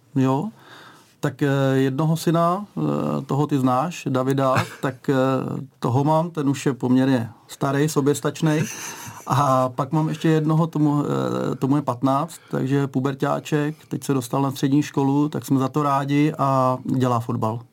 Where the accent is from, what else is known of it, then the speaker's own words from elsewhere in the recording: Liberec, Liberec Region, Czechia; Liberečák sem